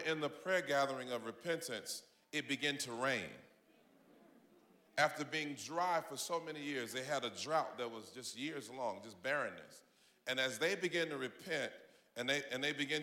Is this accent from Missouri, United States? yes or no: no; Atlanta, Georgia, United States; moved away as an adult; now in Tampa, United States; I'm originally from Atlanta, Georgia